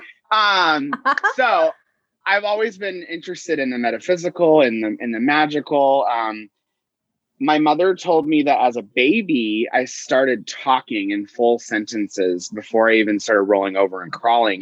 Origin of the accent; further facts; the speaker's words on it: Tulsa, Oklahoma, United States; I grew up in Tulsa, Oklahoma, which is the capital of the Bible Belt